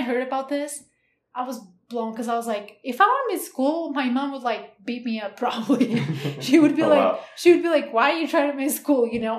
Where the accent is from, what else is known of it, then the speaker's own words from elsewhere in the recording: Portugal; English is a second language; moved away as an adult; now in Utah, United States; I'm from Portugal.